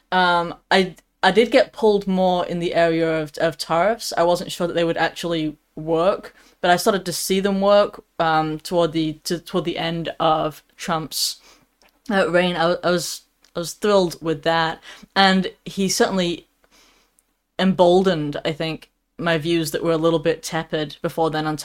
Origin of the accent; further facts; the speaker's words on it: United Kingdom; I mean, I'm British, so um, my, my humor is just dry.